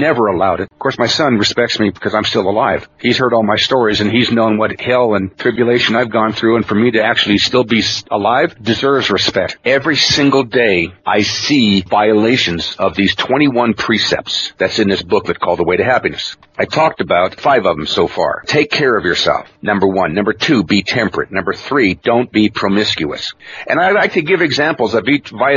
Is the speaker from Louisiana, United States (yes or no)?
no; Klamath Reservation, Oregon, United States; I was raised in Klamath. I'm Cherokee, raised in the Klamath Reservation